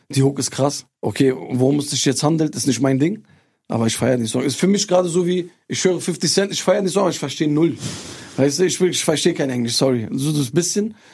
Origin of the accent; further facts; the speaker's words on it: Turkey; Wir haben Reisen gemacht in meine Heimat nach Türkei.